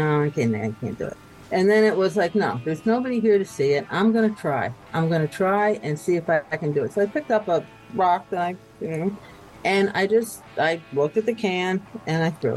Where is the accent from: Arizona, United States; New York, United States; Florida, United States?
New York, United States; Hudson; I grew up in Hudson, New York